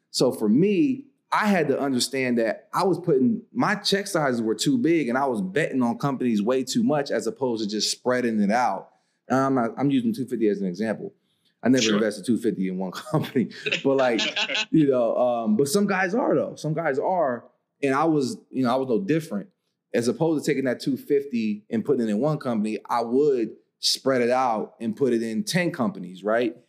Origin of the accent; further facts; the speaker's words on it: Coatesville, Pennsylvania, United States; moved away as an adult; also born or lived in Nashville, Tennessee; I'm from Coatesville, Pennsylvania, and the whole city's an opportunity zone